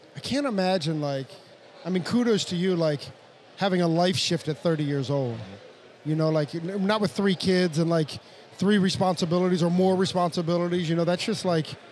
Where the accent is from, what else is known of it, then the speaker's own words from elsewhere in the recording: outside DC, Washington, D.C. area, United States; we're like just 30 minutes outside of DC, you mm-hmm. know, in, a suburb